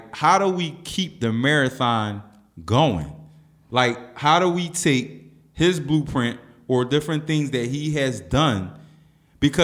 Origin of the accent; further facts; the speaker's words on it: Philadelphia, Pennsylvania, United States; Because I'm from South Philly.